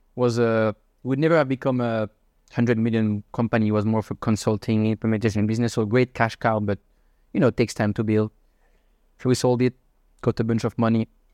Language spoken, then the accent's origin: English; Switzerland; moved away as an adult; also born or lived in Shanghai / Hong Kong / Madrid; now in Singapore; I'm from Switzerland. I'm thirty-one years old.